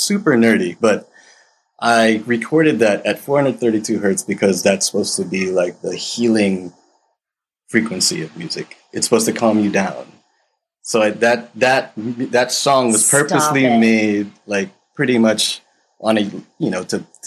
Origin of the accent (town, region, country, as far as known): United States